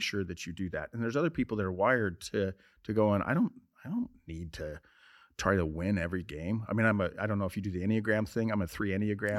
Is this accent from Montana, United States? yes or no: yes; Montana, United States; I'm from Montana